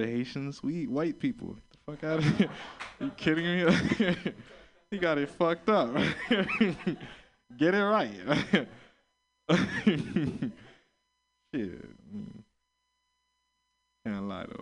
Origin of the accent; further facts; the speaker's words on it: Florida, United States; I'm from Florida.